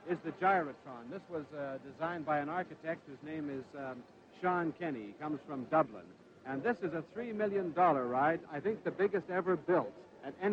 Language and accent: English; Yorkton, Saskatchewan, Canada; from Yorkton, Saskatchewan. That's out west.